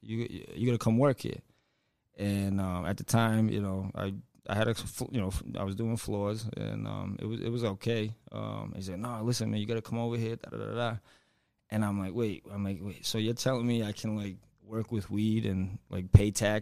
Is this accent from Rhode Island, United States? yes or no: yes; Central Falls, Rhode Island, United States; also born or lived in North Smithfield, Rhode Island; I grew up in Central Falls, and then and then we moved to North Smithfield when I was 15